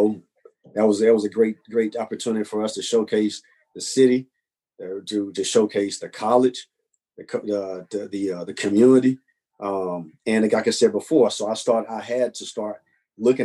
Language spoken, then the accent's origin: English; North Carolina, United States; moved away as an adult; now in Birmingham, United States; I'm not from Birmingham, I'm from North Carolina